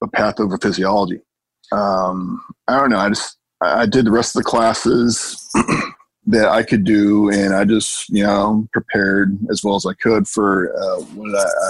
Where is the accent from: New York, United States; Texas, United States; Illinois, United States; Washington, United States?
Washington, United States; Seattle; moved away as an adult; now in South Florida, United States; I'm originally from Seattle. And I've been in South Florida for about 10 years or so.